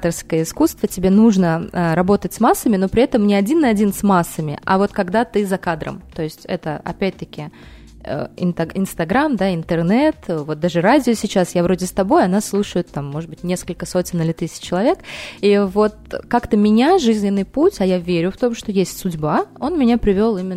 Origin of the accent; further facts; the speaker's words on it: Uzbekistan; born there; А, я родилась в Узбекистане. А, у меня мама, папа, уроженцы, так скажем